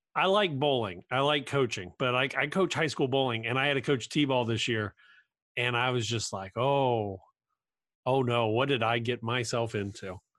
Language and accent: English; Cincinnati, Ohio, United States; I grew up in Cincinnati